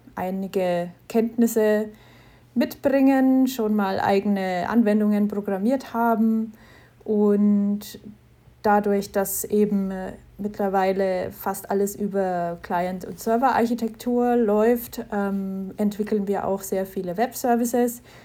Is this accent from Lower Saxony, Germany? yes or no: no; Knetzgau, Bavaria, Germany; ich bin aus Knetzgau in Unterfranken